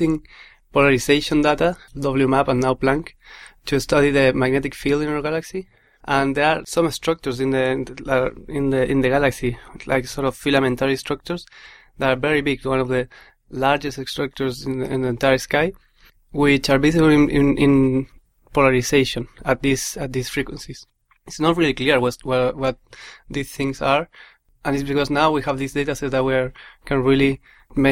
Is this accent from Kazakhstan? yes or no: no; Chile; moved away as an adult; now in United Kingdom; I'm from Chile. I came here to do my PhD